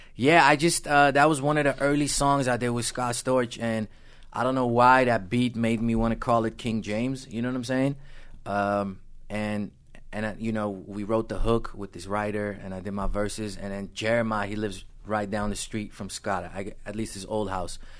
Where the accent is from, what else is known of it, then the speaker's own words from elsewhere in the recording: Amsterdam, North Holland, Netherlands; moved away; also born or lived in Los Angeles, California, United States; I grew up in Amsterdam in the Netherlands